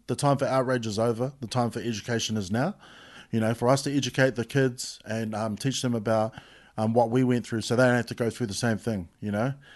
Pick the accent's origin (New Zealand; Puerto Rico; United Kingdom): New Zealand; Christchurch, Canterbury; I come from Pap. I grew up in Pap